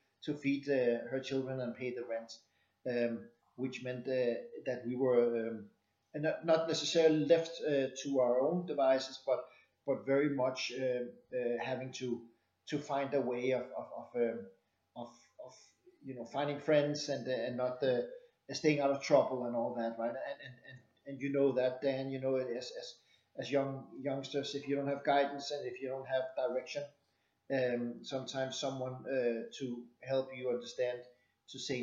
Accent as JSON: {"language": "English", "country": "Denmark", "tie": "born or raised there", "said": "I found myself growing up in Denmark"}